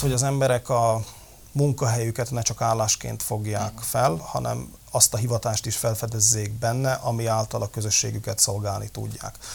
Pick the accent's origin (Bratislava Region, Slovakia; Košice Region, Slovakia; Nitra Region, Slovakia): Nitra Region, Slovakia; Levice; Léva a szülővárosom